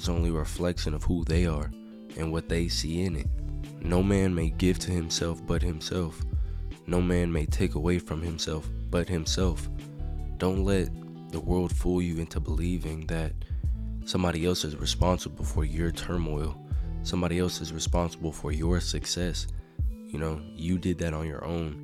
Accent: Texas, United States; I'm from Texas, man. We do everything bigger here

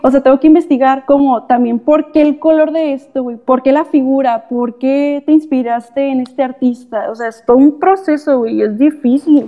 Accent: Tecate, Baja California, Mexico; yo soy de Tecate

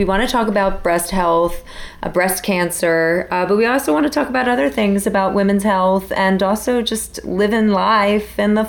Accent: Cherry Hill, New Jersey, United States; moved away as an adult; also born or lived in New York City; In Cherry Hill, New Jersey, born and raised.

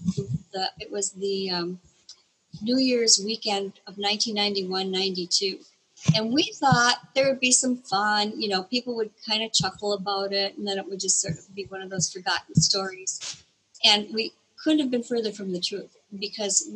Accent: Elkhorn, Wisconsin, United States; I had just become a newspaper reporter in my hometown of Elkhorn

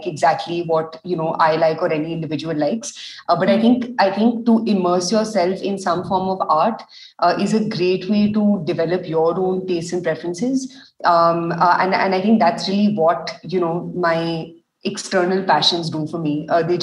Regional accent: India; also born or lived in Delhi; being Indian

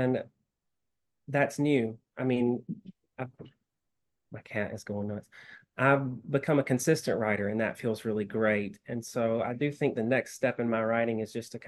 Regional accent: Southern United States, United States; accent: Southern; now in Tacoma, United States; my Southern accent

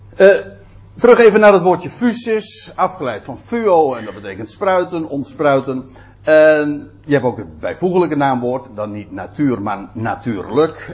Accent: Aalsmeer, North Holland, Netherlands; ik kom zelf uit Aalsmeer.

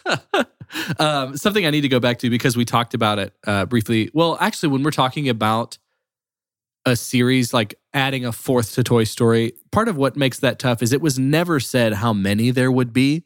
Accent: Texas, United States; I was born in Texas

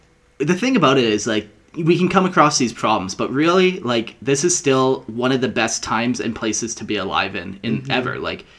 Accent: Alberta, Canada; moved away as an adult; also born or lived in Calgary; now in Panama City, Panama; we come from Alberta, where it's, like, Alberta beef, where it's, like, we're known for that around the world

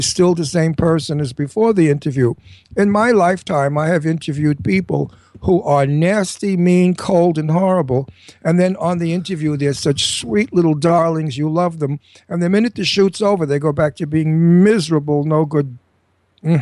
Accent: New York City, New York, United States; Now, I'm a native New Yorker. I lived in New York all my life. I was born in New York.

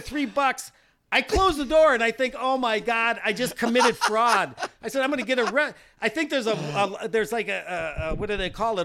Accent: South Dakota, United States; I'm from South Dakota

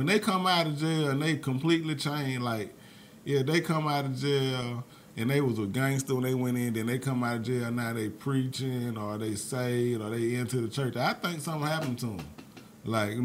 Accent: Mobile, Alabama, United States; I'm from Mobile, Alabama

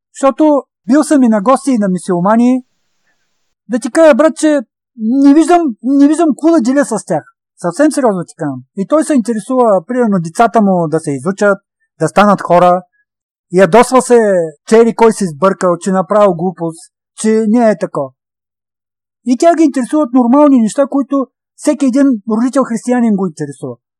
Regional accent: Stara Zagora, Stara Zagora Province, Bulgaria

